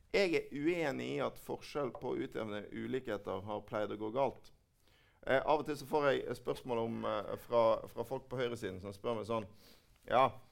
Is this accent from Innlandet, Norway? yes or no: no; Bergen, Vestland, Norway; i min hjemby Bergen.